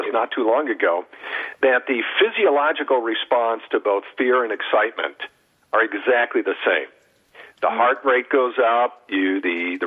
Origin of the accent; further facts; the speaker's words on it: Southern California, United States; I'm from Southern California